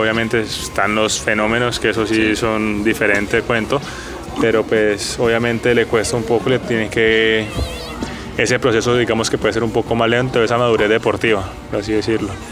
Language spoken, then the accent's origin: Spanish; Colombia; nosotros como colombianos